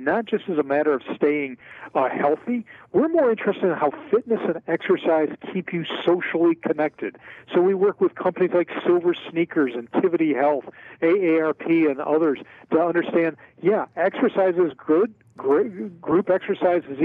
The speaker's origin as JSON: {"language": "English", "town": "Philadelphia", "region": "Pennsylvania", "country": "United States", "tie": "born or raised there", "said": "a lifetime of scrapple and cheesesteaks growing up in Philadelphia"}